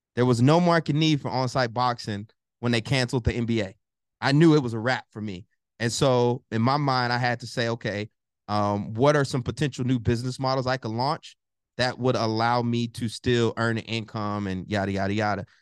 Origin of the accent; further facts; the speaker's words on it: College Station, Texas, United States; moved away; also born or lived in Newark, New Jersey; I'm originally from Bryan College Station, Texas, raised by my mom